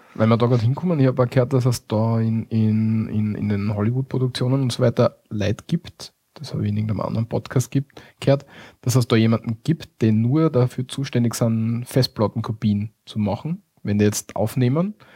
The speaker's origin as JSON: {"language": "German", "country": "Austria", "said": "bei uns in Österreich"}